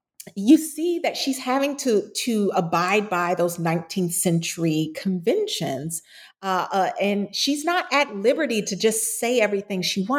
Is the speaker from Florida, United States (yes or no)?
yes; Florida, United States; you can't include my home state of Florida